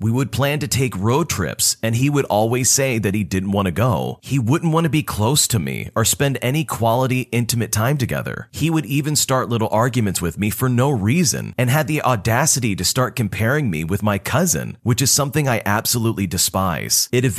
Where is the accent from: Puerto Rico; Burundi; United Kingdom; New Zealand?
Puerto Rico; exploring my home country of Puerto Rico